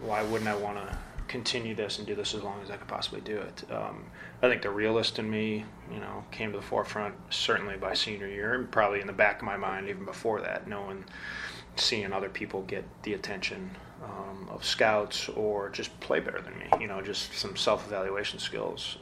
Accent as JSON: {"language": "English", "region": "Midwest", "country": "United States", "said": "I came from the Midwest"}